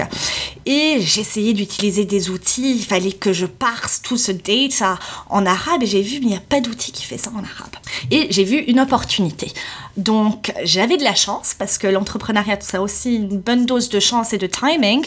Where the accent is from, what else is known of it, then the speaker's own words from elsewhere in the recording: Switzerland; moved away as an adult; also born or lived in Saudi Arabia / Bahrain; je suis suisse à la base